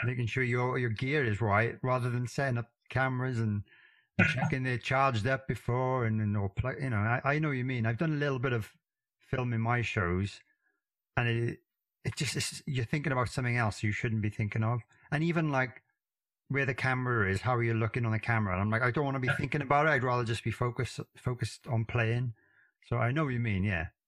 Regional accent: Wales, United Kingdom; I got a fairly strange accent being from Wales

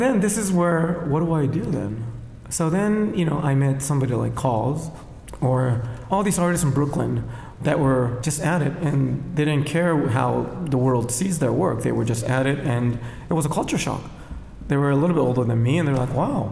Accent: Japan; now in New York, United States; originally I was born in Japan. I was born in Japan in 1976.

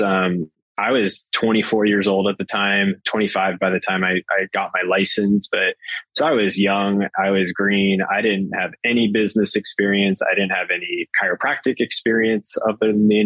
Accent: Arizona, United States; moved away as an adult; now in San Diego, United States; I'm from Arizona, and that's what you do. We're zonies

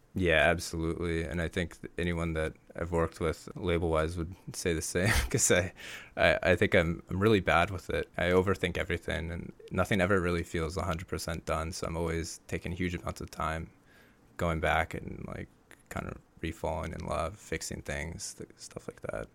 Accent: Bay Area, California, United States; I grew up actually in the Bay Area

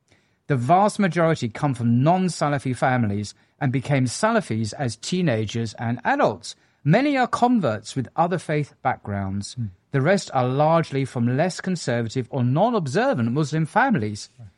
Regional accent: England, United Kingdom; I'm an Englishman.

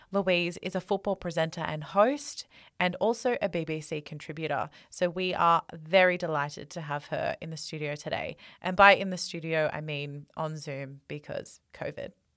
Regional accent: Australia; We're two Australian girls

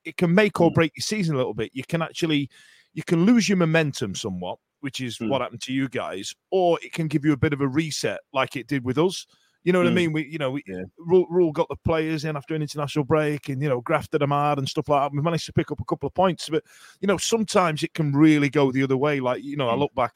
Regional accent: Yorkshire and the Humber, United Kingdom; we're from Yorkshire

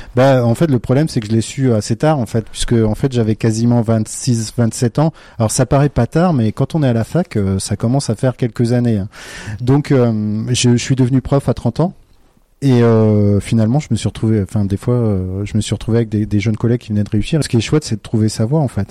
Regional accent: Brittany, France; je suis breton

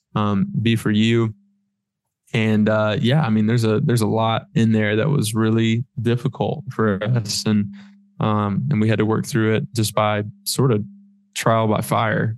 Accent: Florida, United States; moved away; I'm from Florida

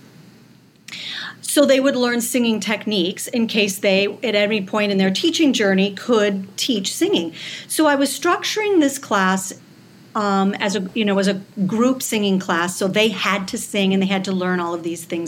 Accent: Southern California, United States; also born or lived in Michigan; now in New York, United States; I grew up in Southern California, right by Disneyland

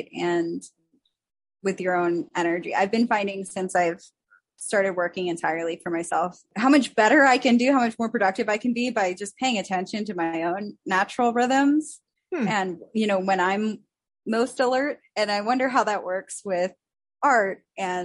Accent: Chester County, Pennsylvania, United States; now in Central Pennsylvania, United States; I grew up in Chester County.

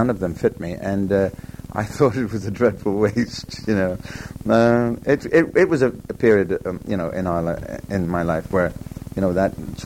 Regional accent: United Kingdom; also born or lived in Los Angeles, United States / Leicestershire; I am British. I am definitely British.

